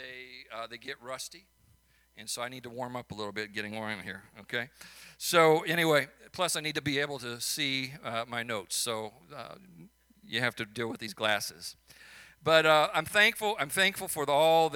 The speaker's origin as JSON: {"language": "English", "town": "Chicago", "region": "Illinois", "country": "United States", "accent": "Chicago", "moved": "yes", "lives_now": "St. Louis, United States", "said": "my Chicago accent"}